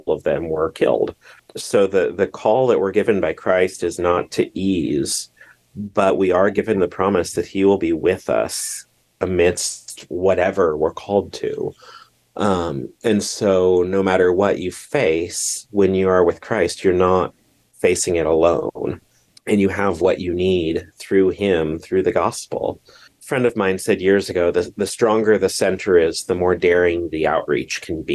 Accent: Southeast Nebraska, United States; I'm living in my hometown

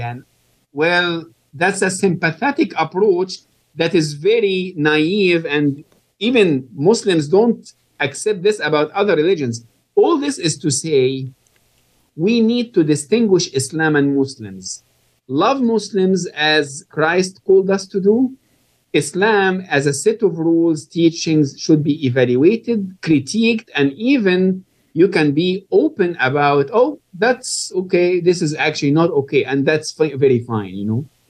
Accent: Egypt; moved away; I was born and raised in Egypt

